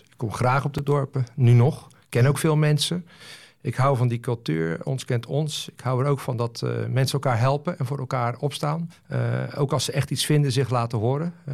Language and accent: Dutch; Renesse, Zeeland, Netherlands; Het dorp Renesse uit de jaren 70, 80 en 90, eh, dat ik daar nog rondhobbelde, is natuurlijk eh, volledig anders